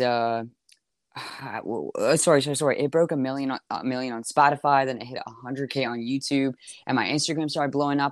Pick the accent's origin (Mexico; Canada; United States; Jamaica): Canada; Toronto, Ontario; also born or lived in Montreal, Quebec; in Toronto right now in my hometown